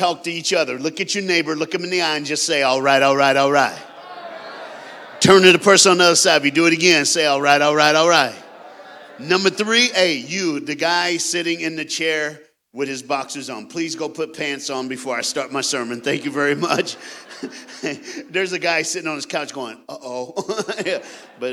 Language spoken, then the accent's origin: English; Knoxville, Tennessee, United States; I am a Southern brother. I was born and raised in Knoxville, Tennessee